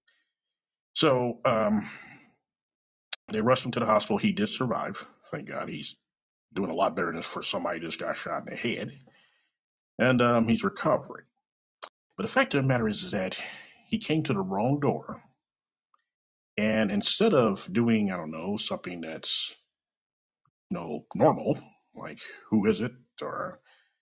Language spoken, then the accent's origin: English; Kansas City, Missouri, United States; Coming live direct from Kansas City, Missouri, my hometown.